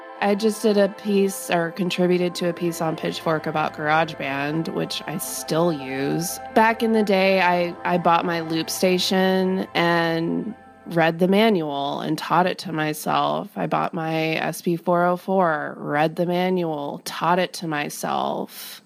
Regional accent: the South, United States; It's almost the antithesis, I would say, growing up in the South compared to New York City.

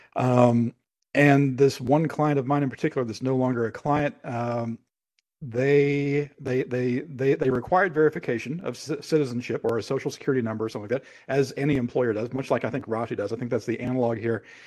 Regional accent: United States; as an American

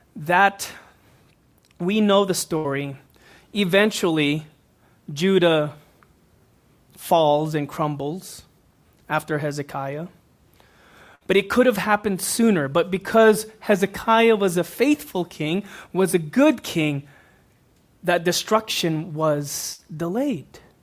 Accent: Houston, Texas, United States; I grew up in Houston, Texas, neighboring cities.

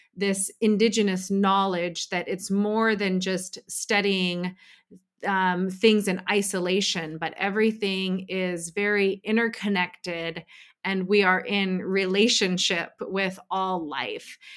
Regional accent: Pacific Northwest, United States; moved away as an adult; now in Bay Area, United States; I'm originally from the Pacific Northwest

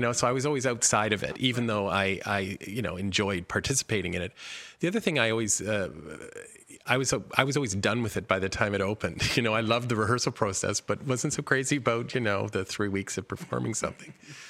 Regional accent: Kitchener-Waterloo, Ontario, Canada; born or raised there

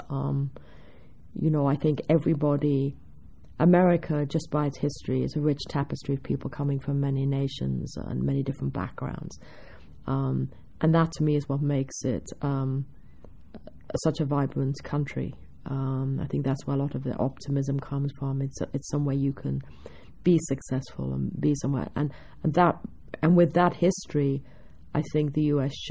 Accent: England, United Kingdom; now in United States; There was still an assumption that surely I couldn't have learnt it in England. It had to be after I came here.

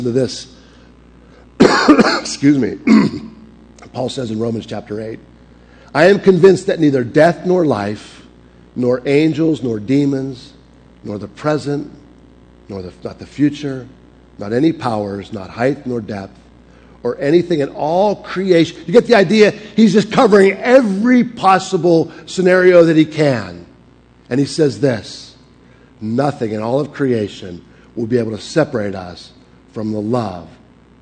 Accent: Pittsburgh, Pennsylvania, United States; accent: Pittsburgh; moved away as an adult; also born or lived in Springfield, Missouri; I'm from Pittsburgh.

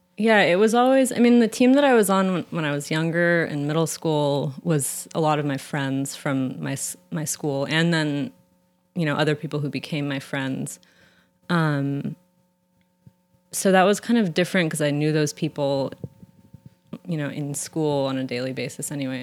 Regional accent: San Francisco, California, United States; I grew up in San Francisco

